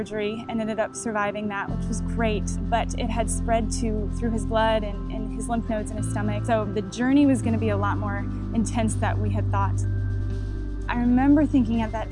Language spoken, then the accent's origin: English; Chicago, Illinois, United States; I grew up in Chicago